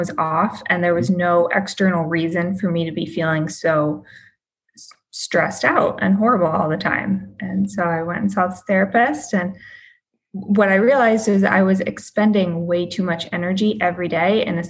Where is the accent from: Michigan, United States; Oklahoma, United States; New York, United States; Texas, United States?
Michigan, United States; now in Boston, United States; So I was in real estate in Boston. I spent 9 years in Boston. That's where I built my career. I moved there from Michigan.